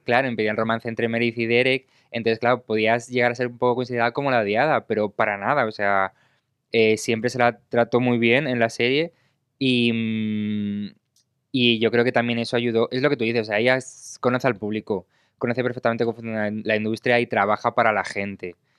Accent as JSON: {"language": "Spanish", "country": "Spain", "said": "yo soy de España"}